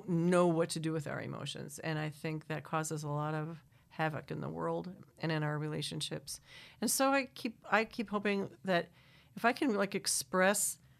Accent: Manitowoc, Wisconsin, United States; now in Ann Arbor, United States; I grew up in Manitowoc, Wisconsin, on the lake.

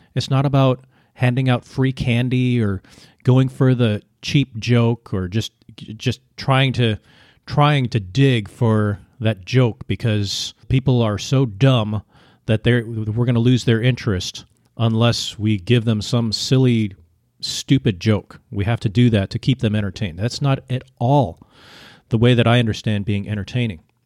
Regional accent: United States; moved away as an adult; now in Vietnam; you grow up as an American and you don't have to learn a second language

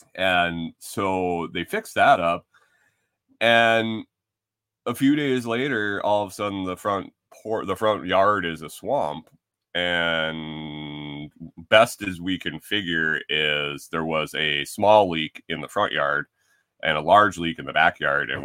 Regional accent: Western New York, United States; moved away as an adult; also born or lived in Minnesota; growing up in Western New York

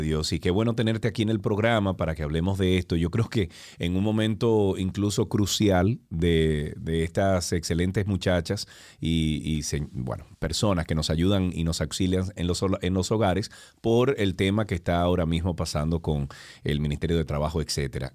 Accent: Dominican Republic; somos todos dominicanos

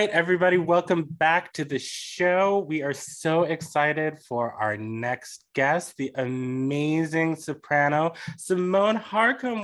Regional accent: Washington, District of Columbia, United States; now in Minneapolis, United States; I'm originally from DC

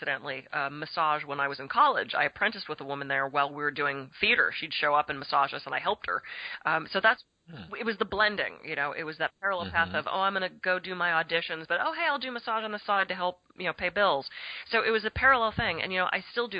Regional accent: Pittsburgh, Pennsylvania, United States; now in California, United States; I was raised in Pittsburgh. Grew up there.

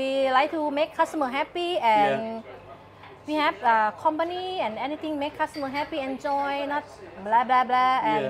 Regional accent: Udon Thani, Thailand; English is a second language; moved away as an adult; now in Pattaya, Thailand; I'm from Udon Thani.

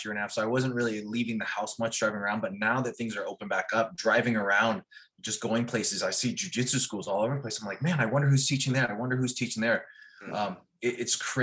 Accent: Oklahoma, United States; moved away as an adult; also born or lived in Los Angeles; I grew up in Oklahoma

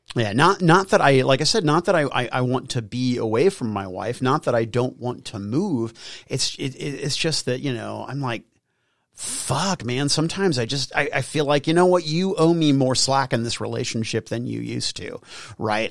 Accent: United States; I'm an American

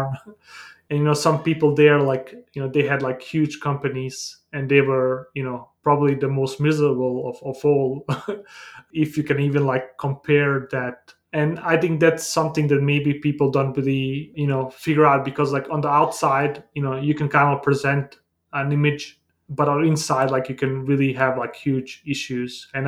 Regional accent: Denmark; also born or lived in Bosnia; I was born in Bosnia in a small town, and I grew up in Denmark due to the war in the Balkans during the 90s

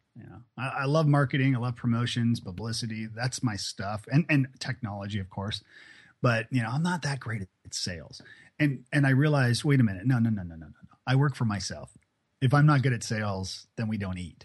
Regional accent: Toronto, Ontario, Canada; moved away as an adult; also born or lived in Ireland / Scotland / Prague; now in Nashville, United States; Toronto where I'm from

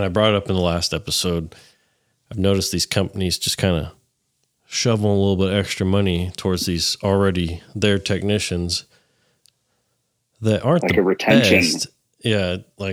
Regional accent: Northern California, United States; moved away as an adult; now in Texas, United States; I'm from Northern California

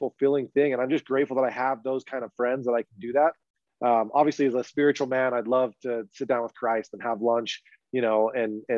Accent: Utah, United States; I grew up in Utah

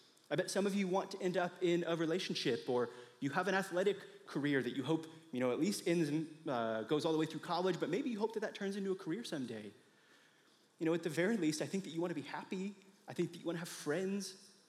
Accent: Indiana, United States; I came to Mizzou from Indiana with two plans.

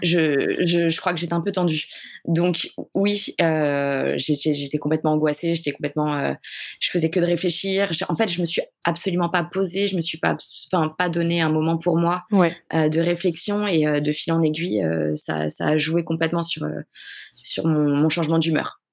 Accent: Paris, Île-de-France, France; Je suis de Paris.

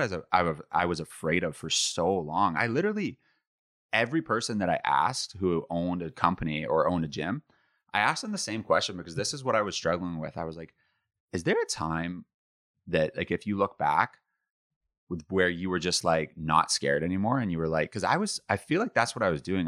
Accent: Ottawa, Ontario, Canada; also born or lived in Toronto; my hometown in Ottawa

